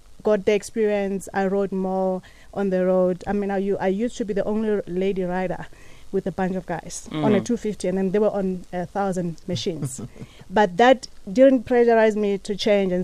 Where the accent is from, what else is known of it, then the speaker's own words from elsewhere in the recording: Mahulereng, Limpopo, South Africa; I'm from Mahulereng.